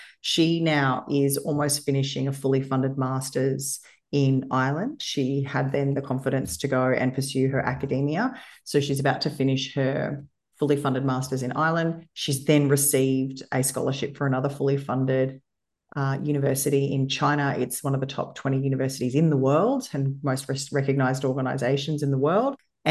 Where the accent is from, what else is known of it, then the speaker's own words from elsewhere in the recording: Australia; I'm white, I'm female, and I was born in Australia